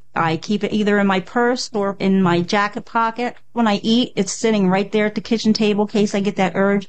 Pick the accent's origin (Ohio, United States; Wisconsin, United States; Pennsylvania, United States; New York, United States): Pennsylvania, United States; Williamsport; I'm 44 years old. I'm from Williamsport, Pennsylvania